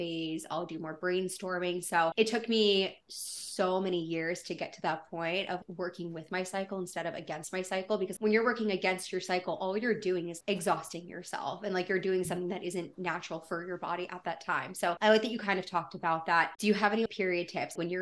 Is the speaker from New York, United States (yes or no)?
no; Erie, Pennsylvania, United States; now in Louisville, United States; my hometown of Erie, Pennsylvania